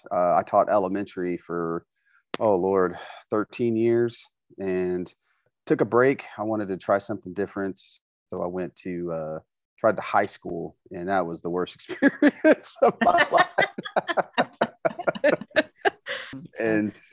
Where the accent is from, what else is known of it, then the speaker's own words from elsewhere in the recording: Tulsa, Oklahoma, United States; I'm actually born and raised in Tulsa, Oklahoma, and I spent my whole life here.